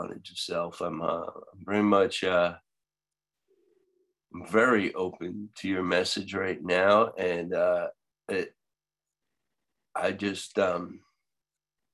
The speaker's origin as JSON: {"language": "English", "area": "Long Island", "region": "New York", "country": "United States", "said": "I'm from Long Island too."}